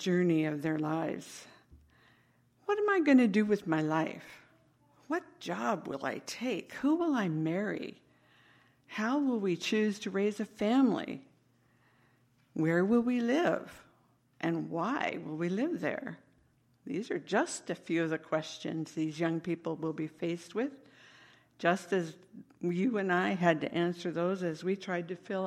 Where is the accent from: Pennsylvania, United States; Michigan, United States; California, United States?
California, United States; Northern; I was a young girl growing up in Northern California